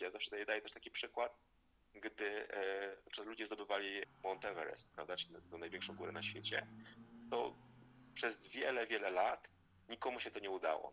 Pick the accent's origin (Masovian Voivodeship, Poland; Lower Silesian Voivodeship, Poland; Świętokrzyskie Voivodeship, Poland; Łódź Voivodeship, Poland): Masovian Voivodeship, Poland; Zielonka; urodziłem się i pochodzę z Zielonki, to jest ma miejscowość pod Warszawą